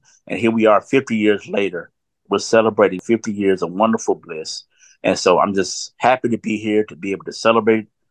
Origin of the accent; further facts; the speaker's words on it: Southwest Georgia, United States; as a young man growing up in Southwest Georgia